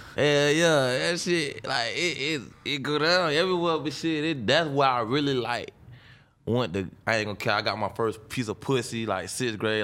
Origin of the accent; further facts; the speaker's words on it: Jacksonville, Florida, United States; I'm from Jacksonville, north side of Jacksonville